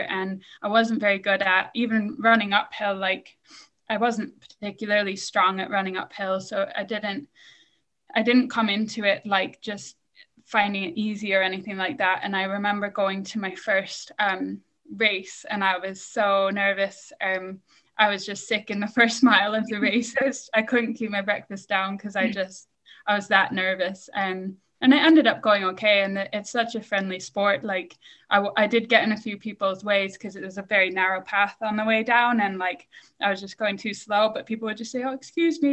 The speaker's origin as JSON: {"language": "English", "region": "Michigan", "country": "United States", "tie": "born or raised there", "moved": "as an adult", "lives_now": "United Kingdom", "said": "I grew up in Michigan, and Michigan, where we lived, was very flat"}